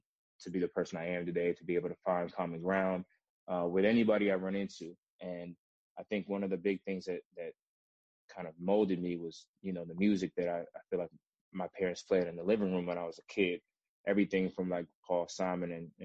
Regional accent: Rockville, Maryland, United States; also born or lived in Washington, District of Columbia, United States; I'm from Washington, DC, Nigerian American, first generation. So I grew up right outside DC in the suburbs of Rockville, Maryland

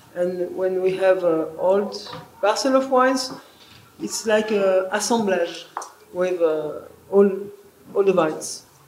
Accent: France; moved away; also born or lived in Roussillon, France; I come from another part of France

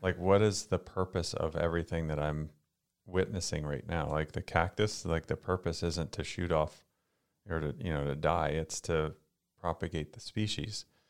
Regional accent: Florida, United States; We grew up in Florida

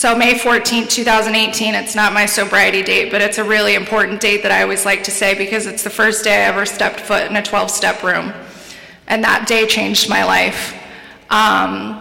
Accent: San Diego, California, United States; I'm from San Diego, born and raised there

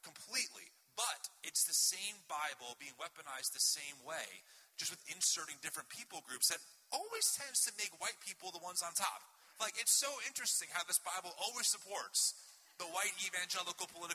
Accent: New Jersey, United States; I'm from Jersey

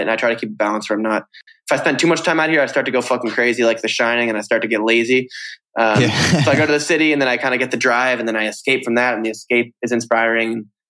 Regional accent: Vermont, United States; I think being here in Vermont, where I'm here right now, what's great for me is

